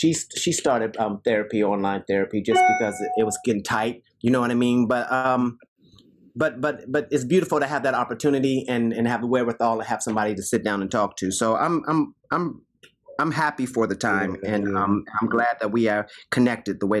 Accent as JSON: {"language": "English", "town": "Dayton", "region": "Ohio", "country": "United States", "tie": "born or raised there", "said": "I'm from Dayton, Ohio"}